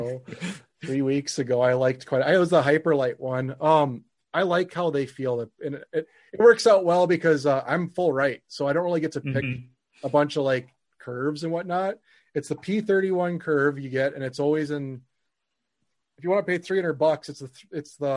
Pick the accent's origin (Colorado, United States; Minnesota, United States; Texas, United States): Minnesota, United States; Fridley; growing up in Fridley, we had Columbia One, and I really liked that rink